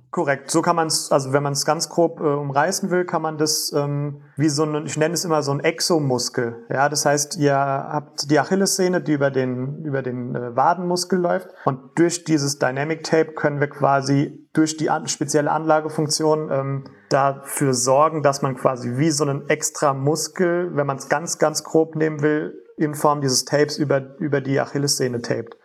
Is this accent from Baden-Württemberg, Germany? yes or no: no; Wiesbaden, Hesse, Germany; also born or lived in Frankfurt; ich komme selbst aus Wiesbaden